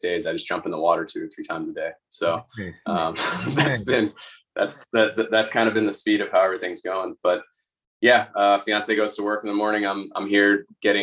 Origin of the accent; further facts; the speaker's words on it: just outside of Boston, Massachusetts, United States; also born or lived in Bay Area, California; now in Florida, United States; I grew up just outside of Boston, and I was in the Bay Area in California